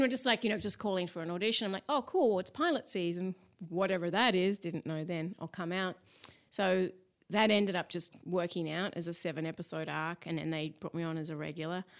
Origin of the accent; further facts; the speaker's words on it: Mount Eliza, Victoria, Australia; accent: Aussie; also born or lived in Eltham; now in Los Angeles, United States; I was born in Eltham, and then we moved down to Mount Eliza, and I sort of started school down there.